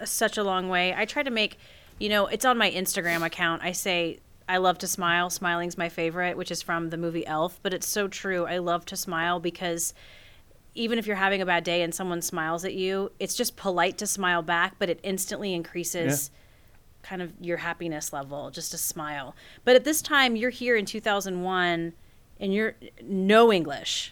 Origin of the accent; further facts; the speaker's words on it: South Carolina, United States; I grew up in South Carolina